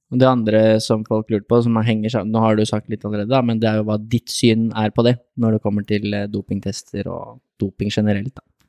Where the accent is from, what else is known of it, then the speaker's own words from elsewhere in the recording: Lier, Buskerud, Norway; Jeg er fra Lier